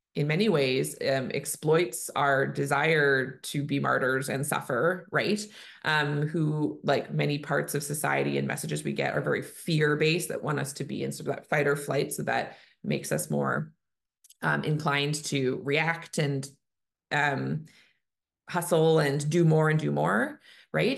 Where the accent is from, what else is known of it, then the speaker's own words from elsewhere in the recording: Canada; I'm a Canadian family physician